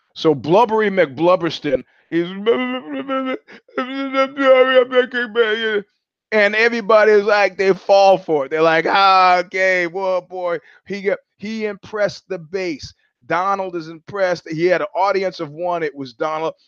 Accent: New York, United States; moved away; also born or lived in California; I'm from New York

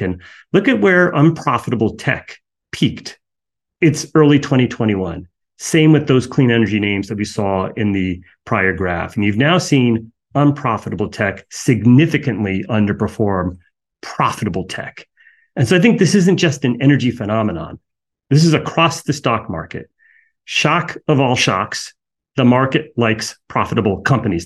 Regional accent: United States; I'm an American.

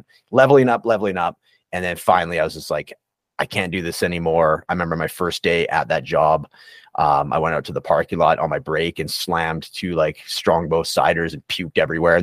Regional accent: Prince George, British Columbia, Canada; accent: Canadian; moved away; also born or lived in Edmonton; it's my hometown, the Prince George

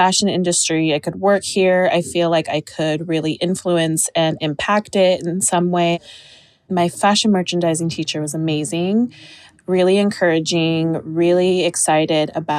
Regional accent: Utah, United States; I was born and raised in Utah

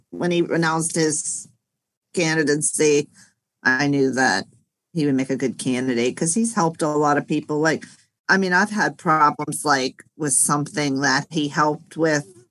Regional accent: Pennsylvania, United States; my home state of Pennsylvania

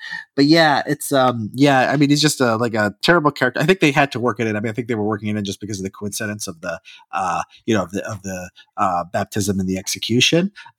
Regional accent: Illinois, United States; I grew up in Illinois

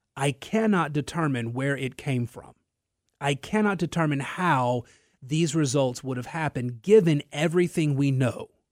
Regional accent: Natchitoches, Louisiana, United States; now in Lafayette, United States; I am from Natchitoches, Louisiana

